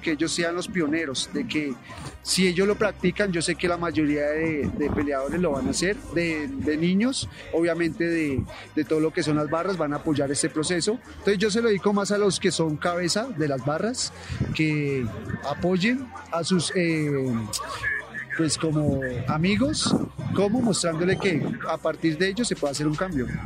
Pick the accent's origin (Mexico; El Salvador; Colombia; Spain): Colombia; Bogotá; muchacho capitalino, nací en el barrio 20 de Julio